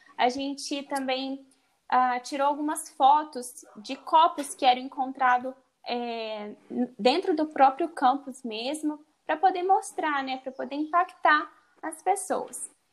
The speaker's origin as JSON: {"language": "Portuguese", "region": "Minas Gerais", "country": "Brazil", "said": "sou de Minas Gerais"}